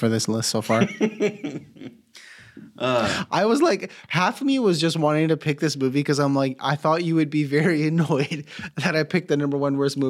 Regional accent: Mexico; born there; Because I was born in Mexico, right? And I was Mennonite colony.

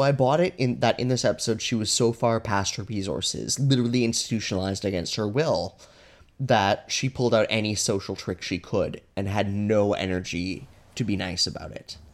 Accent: Alberta, Canada; I'm from Alberta

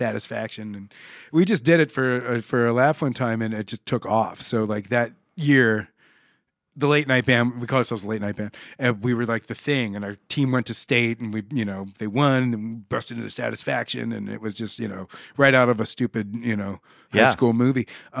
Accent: Omaha, Nebraska, United States; also born or lived in Pittsburgh, United States / San Antonio, United States; I grew up in Omaha.

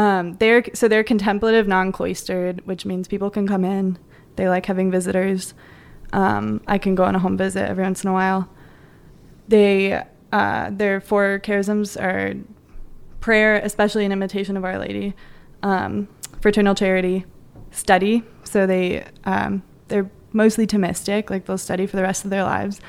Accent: Joliet, Illinois, United States; moved away as an adult; also born or lived in Minnesota; I'm from, I'm from New Chicago originally

